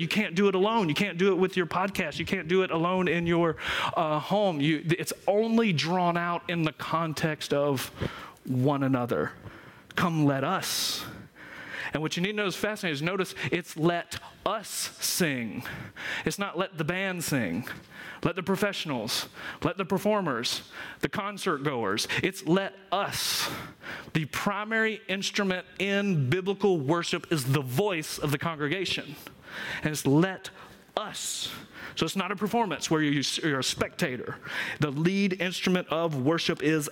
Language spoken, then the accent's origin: English; Georgia, United States; I'm from Georgia